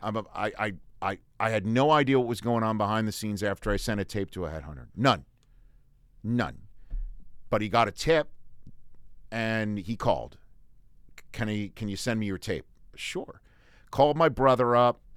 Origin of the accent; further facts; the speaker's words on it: New York City, New York, United States; moved away as an adult; also born or lived in Redding, California; now in Los Angeles, United States; I worked for my hometown newspaper in Staten Island, Staten Island, Staten Island Advance, because we put the accent on the first syllable